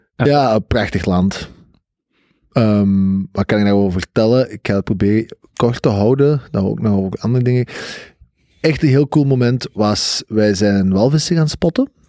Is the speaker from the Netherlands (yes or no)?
no; Flanders, Belgium; als Vlaming